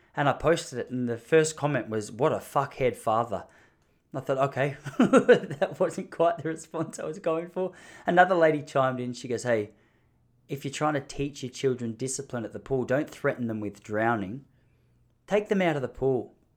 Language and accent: English; Australia; accent: Australian; moved away